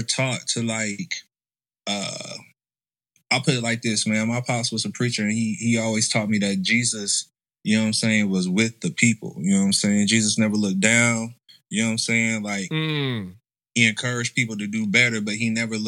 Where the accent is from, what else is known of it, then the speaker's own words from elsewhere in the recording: Lincoln, Nebraska, United States; moved away as an adult; now in Atlanta, United States; growing up in Lincoln